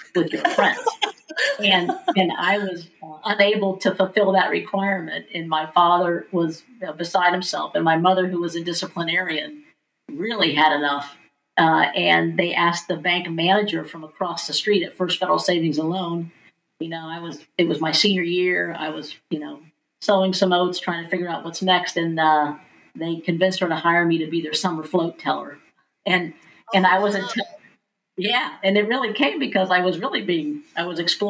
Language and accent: English; Mount Vernon, Ohio, United States; I grew up in Mount Vernon, Ohio, 15,000 population, very small town